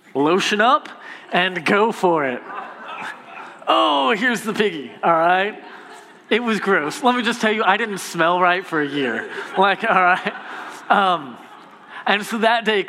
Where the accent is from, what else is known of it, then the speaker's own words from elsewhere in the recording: Copperfield, Texas, United States; I'm from Copperfield